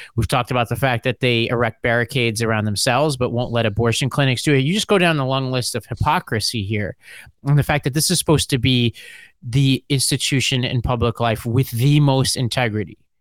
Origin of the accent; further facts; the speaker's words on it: New York, United States; I'm a New Yorker in the South